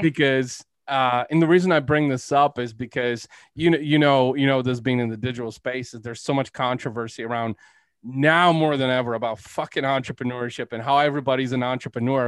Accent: Bulgaria; moved away; I'm Eastern European. I was born in Bulgaria, actually.

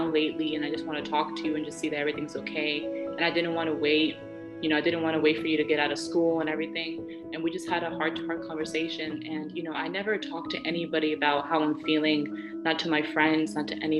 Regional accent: United States; she ended up staying here and becoming a citizen for me, so I can, you know, so I can be born here

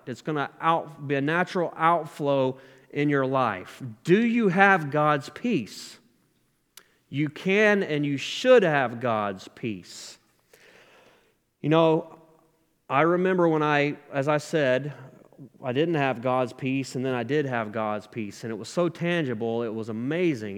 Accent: South Carolina, United States; moved away as an adult; also born or lived in Tennessee; I moved out of my home state, South Carolina, to go to a, a faith-based Christian recovery program in Tennessee

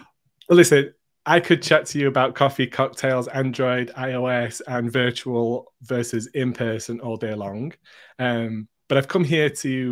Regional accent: United Kingdom; Ooh, and as a Brit, that's a great answer.

